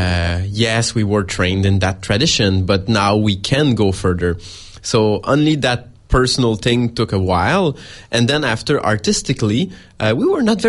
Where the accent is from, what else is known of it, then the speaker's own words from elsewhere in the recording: Montreal, Quebec, Canada; we're from Montreal, which is some kind of a mecca for it